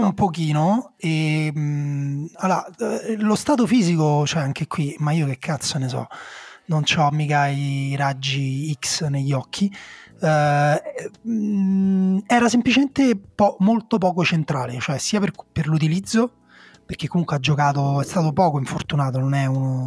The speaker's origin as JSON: {"language": "Italian", "town": "Rome", "region": "Lazio", "country": "Italy", "tie": "born or raised there", "said": "Essendo nato e cresciuto a Roma"}